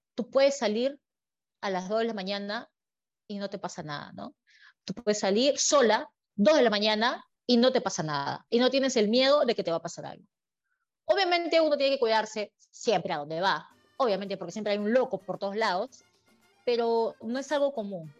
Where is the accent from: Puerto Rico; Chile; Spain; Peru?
Peru; moved away as an adult; now in Dubai, United Arab Emirates; lo que extraño de Perú, obviamente, como buena peruana, es la comida